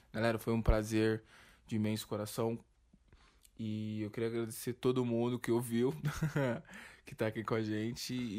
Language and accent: Portuguese; São Paulo, Brazil; E a gente é de São Paulo